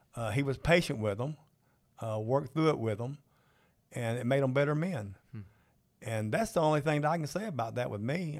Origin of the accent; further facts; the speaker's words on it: Georgia, United States; I'm from Georgia